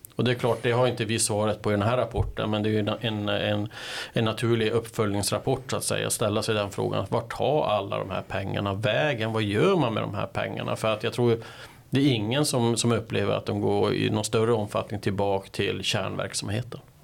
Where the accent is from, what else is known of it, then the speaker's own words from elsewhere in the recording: Kiruna, Norrbotten County, Sweden; moved away; jag kommer ju från Kiruna ursprungligen